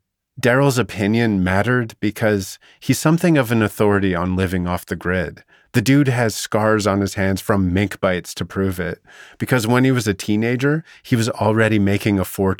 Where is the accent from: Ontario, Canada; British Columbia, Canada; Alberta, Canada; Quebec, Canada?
British Columbia, Canada; Vernon; my hometown was the perfect setting for two boys with something to hide.